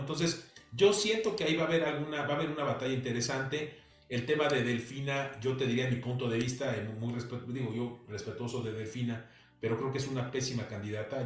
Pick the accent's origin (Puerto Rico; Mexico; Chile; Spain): Mexico; como mexicanos